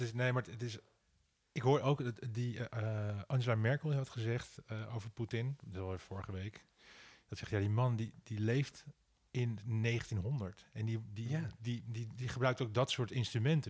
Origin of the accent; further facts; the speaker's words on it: Amsterdam, North Holland, Netherlands; mijn geboortedorp Nieuwendam.